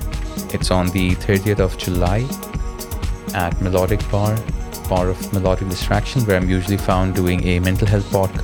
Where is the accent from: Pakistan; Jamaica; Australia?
Pakistan; moved away as an adult; also born or lived in North West England, United Kingdom; now in Liverpool, United Kingdom; I come from Pakistan. It's a collectivist society and community is very important to us. Now that I've moved here to the UK, I'm trying to create communities as well.